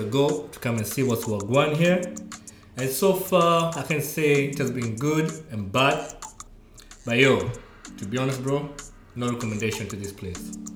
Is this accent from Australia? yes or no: no; Nairobi, Kenya; moved away as an adult; now in London, United Kingdom; I'm from Kenya, Nairobi. Live most of my life there